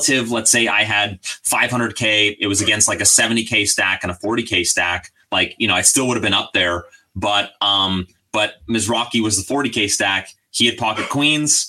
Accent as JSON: {"language": "English", "region": "British Columbia", "country": "Canada", "tie": "born or raised there", "said": "it's my hometown"}